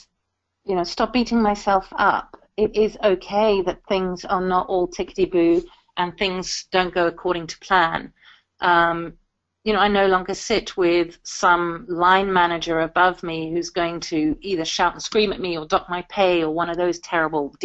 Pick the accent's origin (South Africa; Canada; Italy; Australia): South Africa; now in United Kingdom; I'm South African by birth, and I have African music in my bones